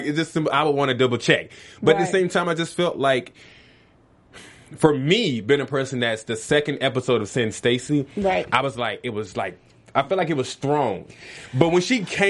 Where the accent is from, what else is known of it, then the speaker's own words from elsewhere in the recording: Frankfurt, Hesse, Germany; moved away; Where I'm from Frankfurt, Germany.